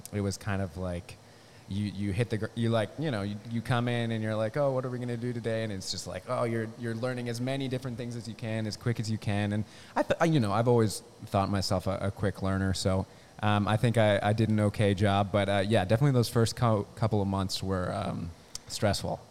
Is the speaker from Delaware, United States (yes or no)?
yes; Newark, Delaware, United States; moved away as an adult; also born or lived in California; I'm from Delaware. I'm from Newark